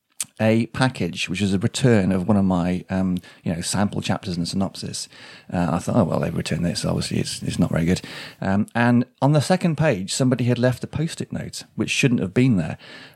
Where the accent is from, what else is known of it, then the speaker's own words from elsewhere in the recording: Shrewsbury, West Midlands, United Kingdom; I'm kind of Shropshire. I mean, this is my home county. Shrewsbury is my hometown.